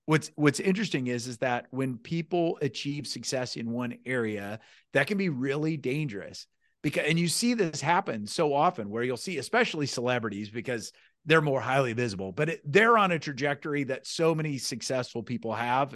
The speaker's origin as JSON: {"language": "English", "town": "Newton", "country": "United States", "tie": "born or raised there", "said": "I grew up in a small town, I love my small town, I grew up in Newton"}